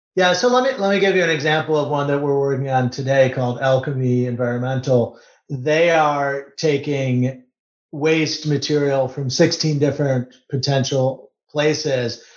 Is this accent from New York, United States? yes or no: no; Detroit, Michigan, United States; grew up in Detroit working on cars